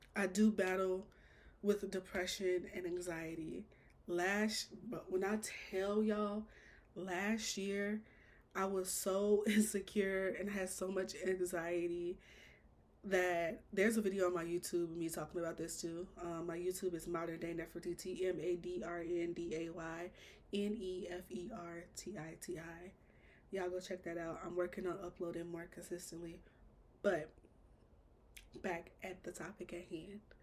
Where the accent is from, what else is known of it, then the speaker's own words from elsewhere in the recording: Chicago, Illinois, United States; I'm born and raised Chicago.